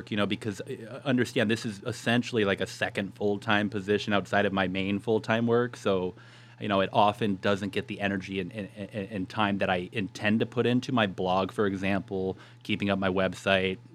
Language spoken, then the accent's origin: English; Yuma, Arizona, United States; So I moved back to my hometown, and the funny thing is, I had my heart set on renal dietetics.